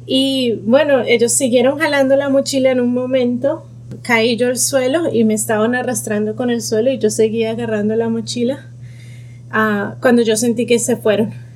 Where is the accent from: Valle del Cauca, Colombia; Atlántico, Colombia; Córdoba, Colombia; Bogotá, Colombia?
Bogotá, Colombia; moved away as an adult; now in Dallas, United States; soy de Bogotá, Colombia, tengo 35 años y ahora vivo en Dallas, Texas, en Estados Unidos.